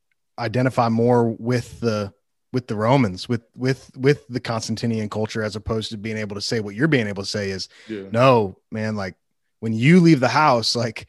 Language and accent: English; outside Chicago, Illinois, United States; now in Western North Carolina, United States; I grew up outside Chicago in a really affluent suburb. I live in Western North Carolina.